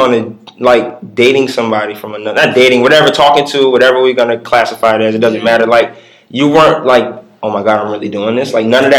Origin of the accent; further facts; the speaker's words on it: New York, United States; Like I'm from New York